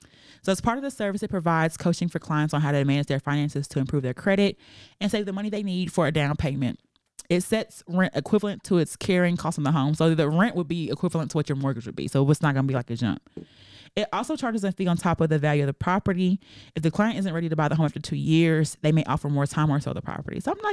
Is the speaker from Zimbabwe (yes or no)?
no; Fort Worth, Texas, United States; I'm from Fort Worth.